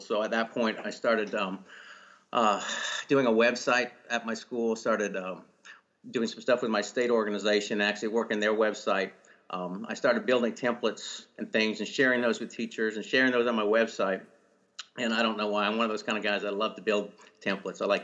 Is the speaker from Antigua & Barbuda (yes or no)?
no; Canada; moved away as an adult; now in Powder Springs, United States; I grew up in Canada. Actually, spent all my younger years in Canada